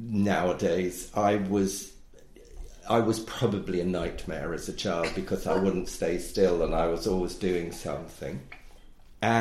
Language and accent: English; London, United Kingdom; I grew up in London. I grew up in South London.